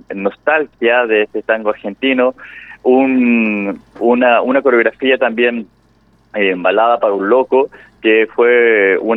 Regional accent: Santiago, Santiago Metropolitan Region, Chile; De, yo soy del más al sur.

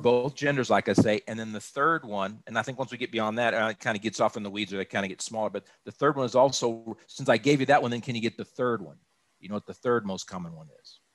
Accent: Austin, Texas, United States; moved away as an adult; also born or lived in Dallas–Fort Worth Metroplex, Texas; now in Dallas–Fort Worth, United States; I was born and raised in Austin

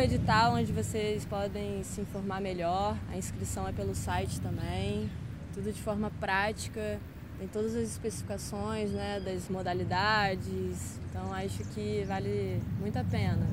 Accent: Brazil; Minha grande parte da minha infância na Ilha da Caeira

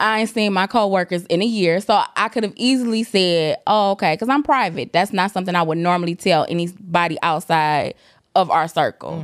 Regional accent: Detroit, Michigan, United States; I am from Detroit

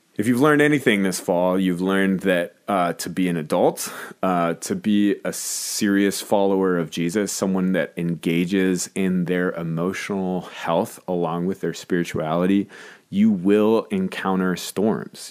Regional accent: Minnesota, United States; as a Minnesotan

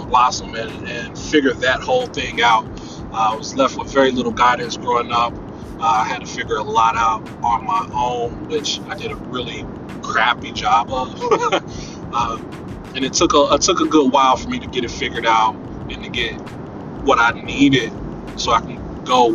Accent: Cincinnati, Ohio, United States; I was born and raised here in Cincinnati, Ohio

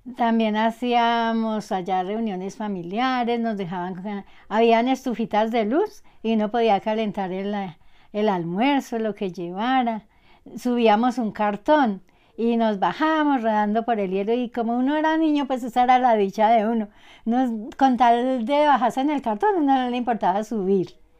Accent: Villamaría, Caldas, Colombia; vengo de Villa María Caldas

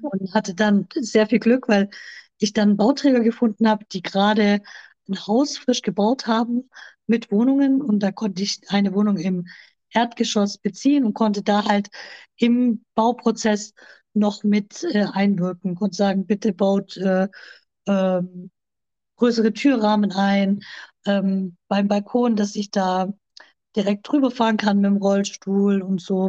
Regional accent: near Stuttgart, Baden-Württemberg, Germany; Ich komme aus der Nähe von Stuttgart. Ich lebe hier zusammen mit meinem Freund Carmelo

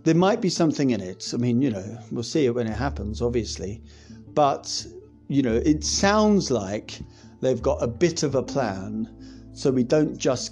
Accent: Scotland, United Kingdom; being Scottish as I am

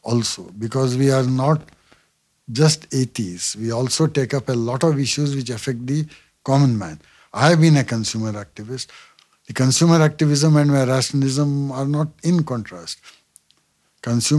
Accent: India; I am an Indian

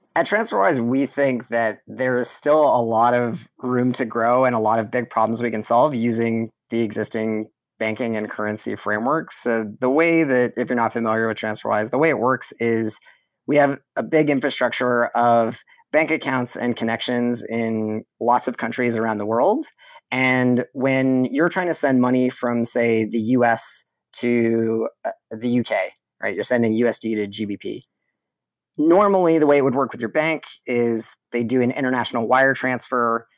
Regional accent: southwestern Ontario, Canada; I was born in Canada, raised in southwestern Ontario, right near the border. of Detroit, Michigan.

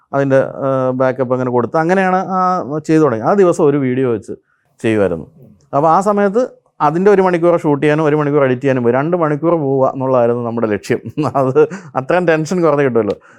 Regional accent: Pampady, Kerala, India; എന്റെ സ്വദേശം കോട്ടയത്തിനടുത്ത്

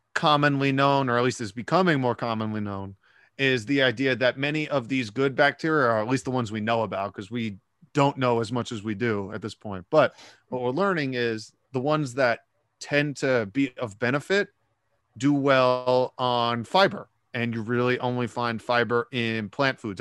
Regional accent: New York City, New York, United States; I live in Brooklyn, New York, but I, uh, I grew up in New York City

